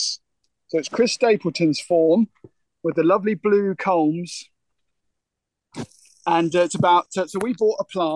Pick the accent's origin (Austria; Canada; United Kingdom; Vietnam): United Kingdom; Isle of Thanet, South East England; growing up on the Isle of Thanet, we've got a maritime situation.